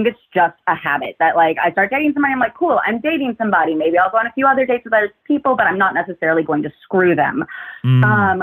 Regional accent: United States; moved away as an adult; now in Cambridge, United Kingdom; I'm American and somehow in the UK.

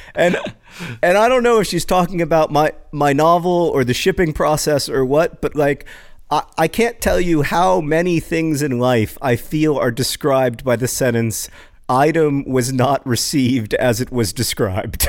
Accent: United States; I am so American, so incurably American

